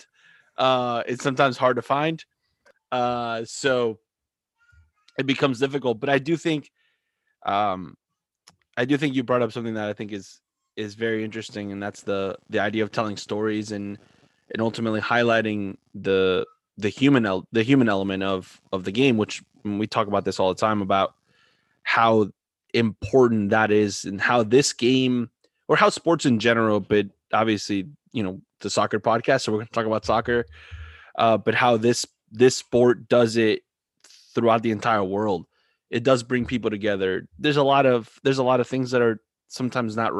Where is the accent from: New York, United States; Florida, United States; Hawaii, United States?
Florida, United States; South; moved away as an adult; also born or lived in Philadelphia; now in Delaware, United States; I grew up in South Florida where, allegiance changes every 30 seconds